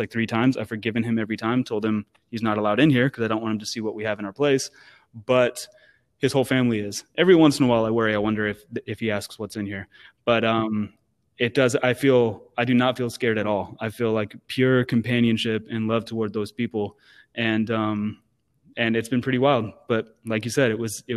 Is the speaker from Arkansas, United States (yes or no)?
no; Sacramento, California, United States; I'm from Sacktown